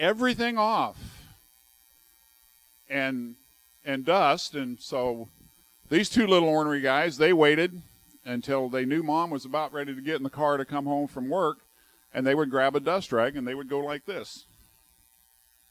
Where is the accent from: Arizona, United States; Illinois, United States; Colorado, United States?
Arizona, United States; southern; moved away as an adult; also born or lived in California; now in West Virginia, United States; he took this little ornery kid from southern Arizona and has moved him to West Virginia